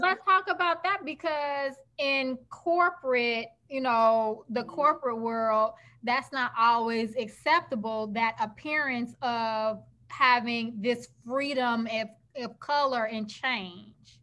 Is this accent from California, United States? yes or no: no; Chicago, Illinois, United States; I grew up in Chicago